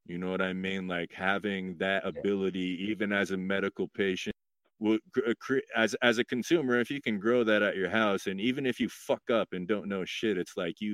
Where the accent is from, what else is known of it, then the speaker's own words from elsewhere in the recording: Idaho, United States; moved away as an adult; now in Oregon, United States; I grew up in Idaho